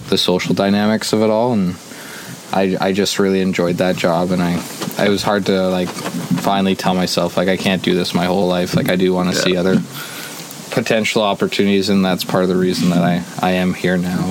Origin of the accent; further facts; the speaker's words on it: Jasper, Alberta, Canada; originally born and raised in Jasper